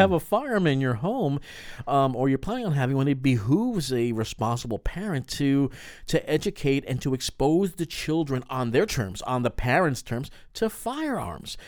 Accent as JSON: {"language": "English", "region": "New York", "country": "United States", "said": "we're both from New York"}